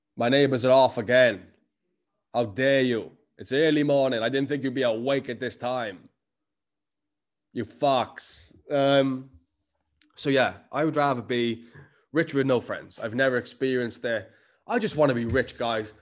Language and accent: English; Cardiff, Wales, United Kingdom; accent: Cardiff; I am Cardiff as fuck. The accent never left me